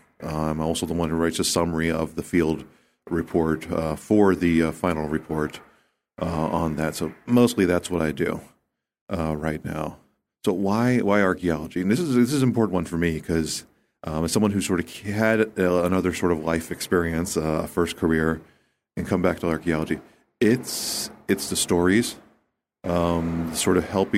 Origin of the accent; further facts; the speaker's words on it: United States; It's where I grew up. I grew up just outside of Washington, D.C. I spent most of my life in this area.